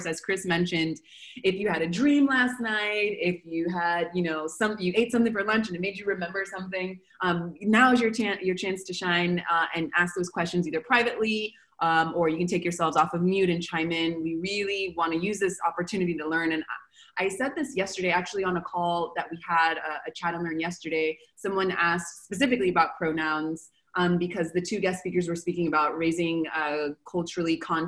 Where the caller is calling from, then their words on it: Argentina; So I'm calling from Argentina.